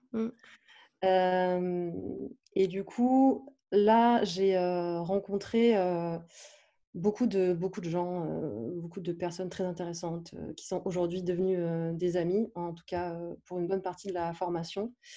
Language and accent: French; south-east France, France; now in Paris, France; j'habite à Paris, mais je suis originaire du sud de la France.